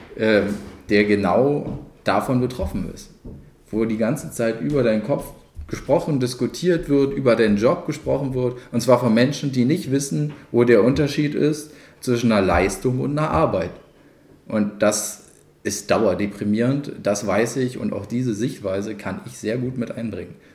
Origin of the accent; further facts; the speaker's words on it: Cottbus, Brandenburg, Germany; Ich bin 94 hergezogen. Wer hoch und runter rechnet, dem wird auffallen, dass im Alter, wo man da nicht gerade selbstbestimmt äh, über sowas entscheidet. Aber ich äh, bin absolut selbstbestimmt seitdem durchgehend immer in Cottbus geblieben